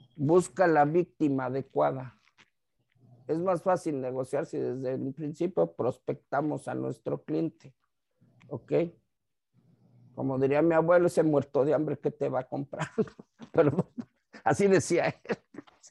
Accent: Tijuana, Baja California, Mexico; yo, soy de acá de Tijuana

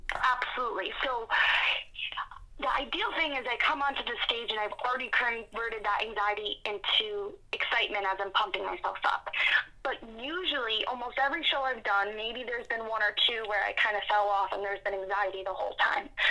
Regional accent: East Rutherford, New Jersey, United States; I'm from East Rutherford, New Jersey

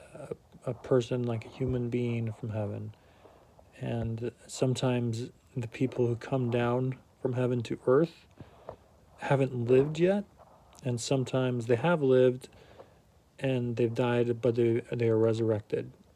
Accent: Utah, United States; also born or lived in Ohio / Virginia / Germany; now in New England, United States; I grew up in Utah and have been a member of the Church of Jesus Christ of Latter day Saints my whole life

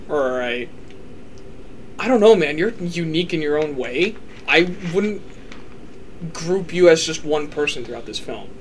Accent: Midwest, United States; we didn't grow up in the South, we grew up in the Midwest

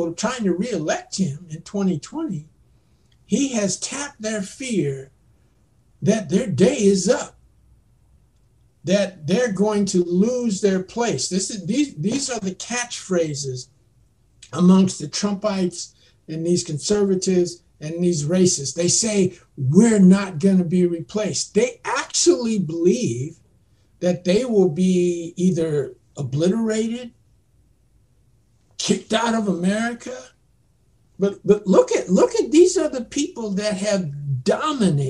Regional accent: United States; as an American citizen, I'm an African American

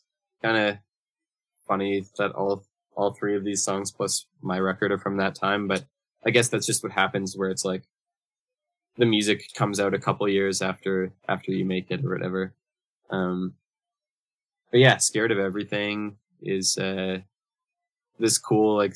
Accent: Brandon, Manitoba, Canada; now in Winnipeg, Canada; both grew up in a city a couple hours west of where we live now. We're both from Brandon, Manitoba, originally

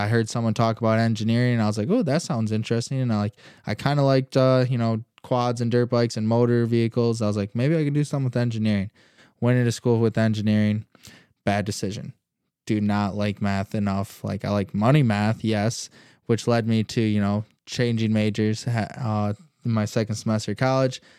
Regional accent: Holland, Michigan, United States; I was born and raised in Holland, Michigan. Growing up here my whole life, I still live in Holland.

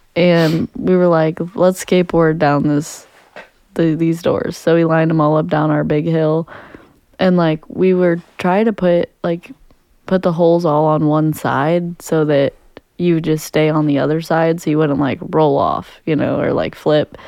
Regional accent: Jefferson County, Missouri, United States; we grew up in Jefferson County, so we had great aim

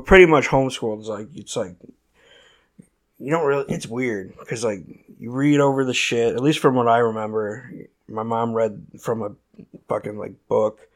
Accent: Merrillville, Indiana, United States; shitty town in Indiana called Maryville.

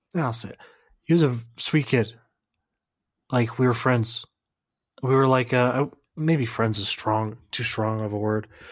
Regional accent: United States; I'm American

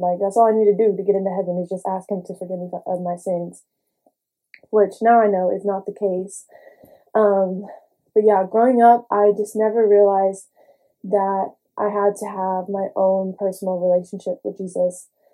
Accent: Houston, Texas, United States; I grew up in Houston, grew up in a church household

